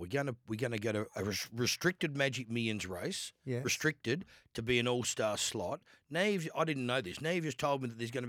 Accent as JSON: {"language": "English", "town": "Adelaide", "region": "South Australia", "country": "Australia", "moved": "yes", "lives_now": "Melbourne, Australia", "said": "I'm from Adelaide."}